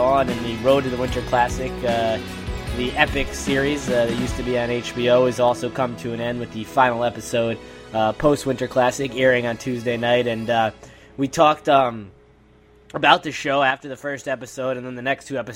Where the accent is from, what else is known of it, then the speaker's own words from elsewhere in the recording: Connecticut, United States; growing up in Connecticut